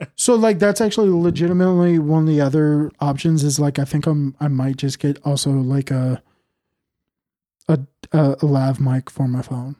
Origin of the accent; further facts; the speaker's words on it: California, United States; I'm from Cal, or from California